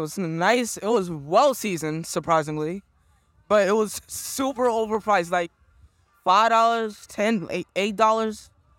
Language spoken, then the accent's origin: English; Atlanta, Georgia, United States; now in New Orleans, United States; This was like the second place I lived in. First time I was born and living in Atlanta.